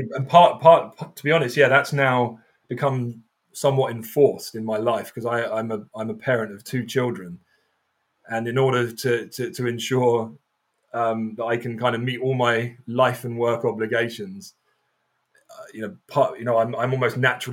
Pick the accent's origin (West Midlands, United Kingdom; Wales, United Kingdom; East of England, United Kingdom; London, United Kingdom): London, United Kingdom; Croydon; I grew up in Croydon